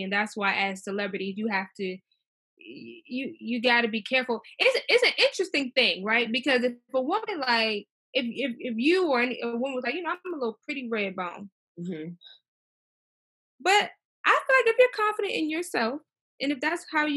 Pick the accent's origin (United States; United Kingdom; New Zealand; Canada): United States; Maryland; growing up in Maryland